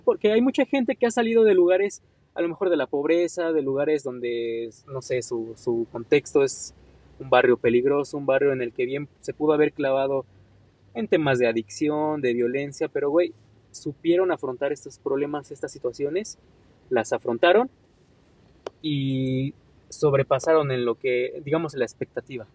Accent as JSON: {"language": "Spanish", "country": "Mexico", "said": "como mexicano tengo potencial"}